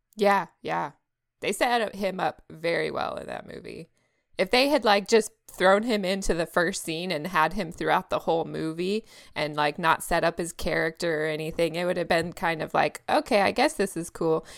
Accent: Texas, United States; now in California, United States; I grew up there, so, you know, I'm a Texas girl

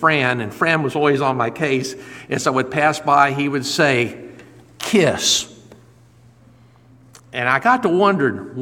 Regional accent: Lakeland, Florida, United States; also born or lived in Indiana / Ohio; they moved when I was just 3 years old. And so I grew up on the west side of Lakeland and attended my schooling all the way through college

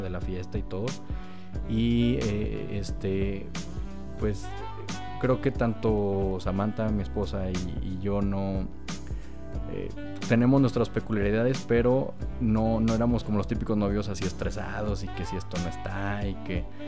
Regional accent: Mexico; como buen mexicano, buen paisa yo

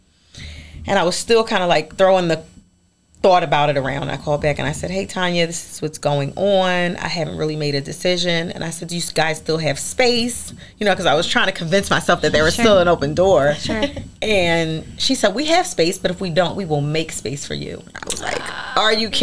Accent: Philadelphia, Pennsylvania, United States; moved away; I'm from Philadelphia. We would sit on the stoop.

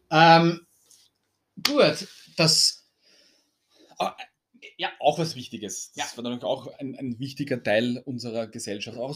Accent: Austria; Bei uns in Österreich sagst du zu Erdmarmelade Marmelade, zu Orangenmarmelade Marmelade, zu Marillenmarmelade Marmelade.

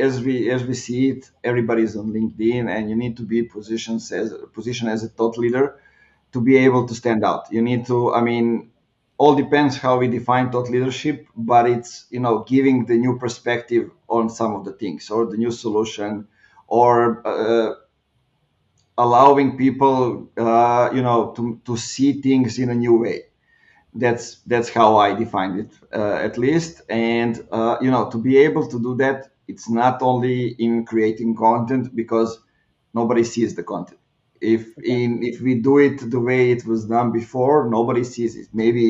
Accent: Clermont-Ferrand, Auvergne-Rhône-Alpes, France; my hometown is where Michelin is, so everybody's thinking that way

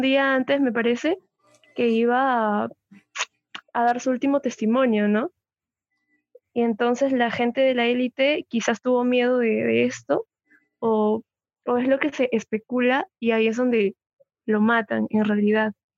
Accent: Peru; Todos somos peruanos

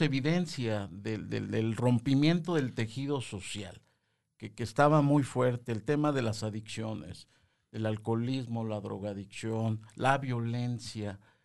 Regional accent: Mexico; todos los mexicanos

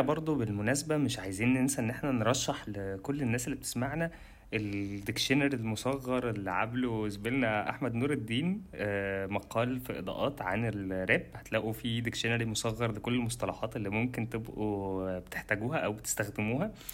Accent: Egypt; عندنا في مصر

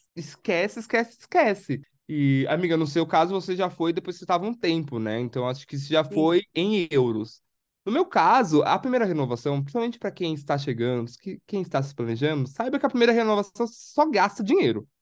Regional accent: São Paulo, Brazil; moved away as an adult; eu sou de São Paulo

